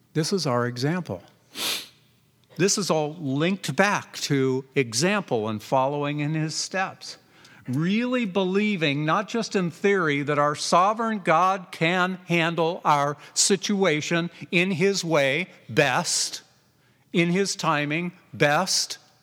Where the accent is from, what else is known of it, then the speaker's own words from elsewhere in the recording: Southern California, United States; now in Redland, Oregon, United States; I grew up in Southern California